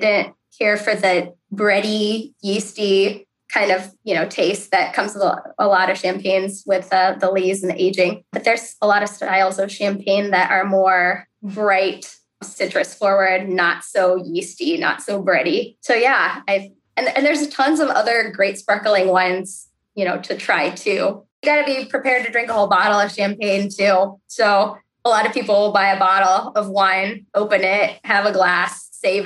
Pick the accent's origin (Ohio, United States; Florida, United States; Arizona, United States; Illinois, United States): Ohio, United States; Cleveland; also born or lived in Columbus, Ohio; I grew up in the Cleveland area.